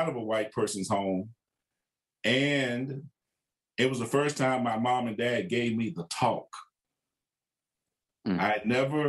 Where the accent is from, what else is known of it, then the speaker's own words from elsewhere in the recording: Waxahachie, Texas, United States; moved away as an adult; now in Kansas City, United States; Now I'm from Waxahachie. I'm pastoring in my hometown where I grew up